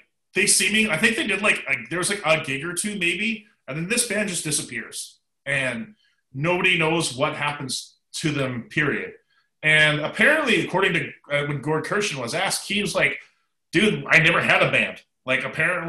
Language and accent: English; Canada; from my home country of Canada